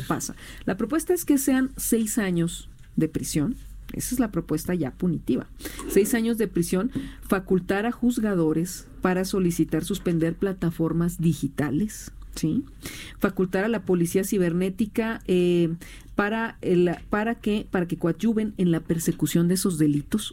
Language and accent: Spanish; Hermosillo, Sonora, Mexico; yo soy de Hermosillo